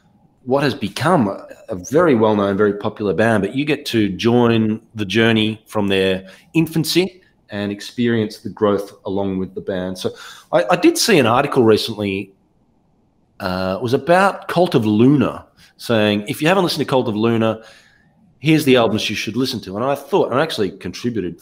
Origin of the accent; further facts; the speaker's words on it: Ballarat, Victoria, Australia; moved away; my hometown of Ballarat in Australia